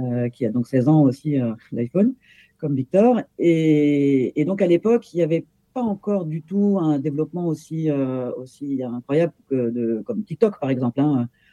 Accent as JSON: {"language": "French", "area": "Paris region", "region": "Île-de-France", "country": "France", "tie": "born or raised there", "said": "J'habite en région parisienne, euh, où je suis née d'ailleurs, mais née en tant qu'Allemande"}